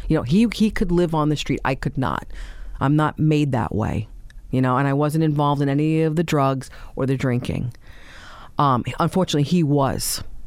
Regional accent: New York City, New York, United States; we grew up in Staten Island, uh, in Tottenville, actually

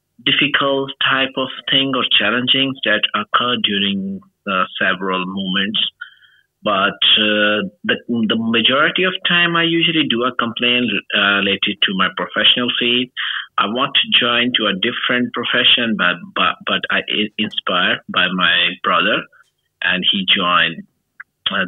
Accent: Pakistan; English is a second language; I am from Pakistan

